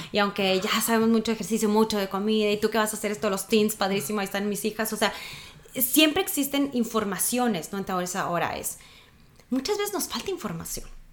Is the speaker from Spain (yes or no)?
no; Sonora, Mexico; soy de Sonora, un morro, un chavo